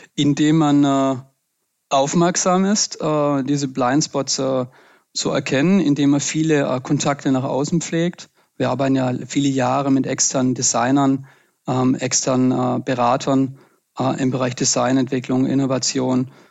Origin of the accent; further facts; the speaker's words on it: Pfalzgrafenweiler, Baden-Württemberg, Germany; also born or lived in Freudenstadt; bin ich im Schwarzwald geboren und aufgewachsen